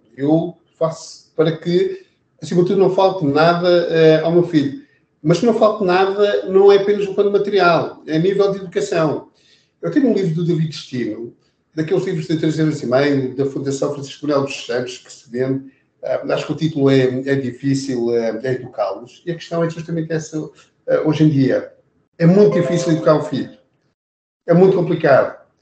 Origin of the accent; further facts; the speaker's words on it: Algés, Lisbon, Portugal; Eu nasci no bairro Barracas, em Algés